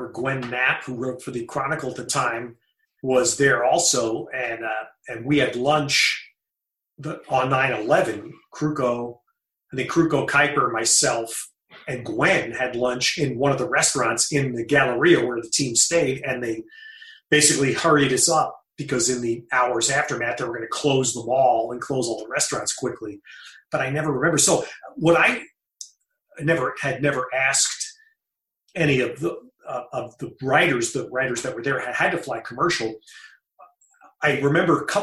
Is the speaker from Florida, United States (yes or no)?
no; New York, United States; now in Bay Area, United States; being a New Yorker